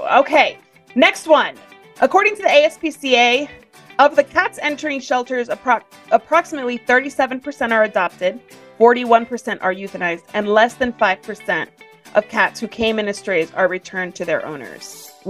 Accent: Texas, United States; as a Texan

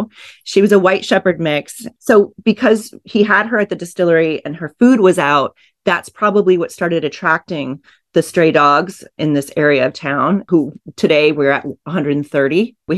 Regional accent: Groton, Connecticut, United States; also born or lived in Kansas City; now in Austin, United States; I grew up on the East Coast. My dad was okay. On the Navy submarines in Groton. So, but I was born in Kansas City. I spent a lot of time there too, but I've been in Austin since 1998.

